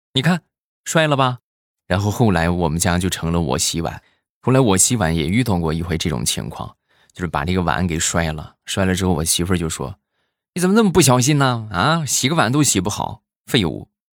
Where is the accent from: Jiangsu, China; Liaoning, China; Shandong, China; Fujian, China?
Shandong, China; 我们山东这边